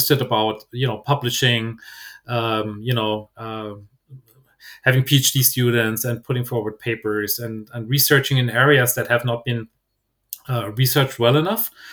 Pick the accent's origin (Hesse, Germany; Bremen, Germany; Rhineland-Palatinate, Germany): Hesse, Germany; Frankfurt; English is a second language; moved away as an adult; also born or lived in Mainz, Germany / Darmstadt, Germany / Basel, Switzerland; as you could probably pick up from my accent, I grew up in Germany, so pretty much in the Frankfurt area.